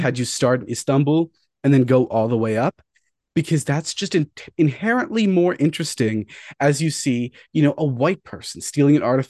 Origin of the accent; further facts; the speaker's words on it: North Carolina, United States; Just because I don't look like I'm from North Carolina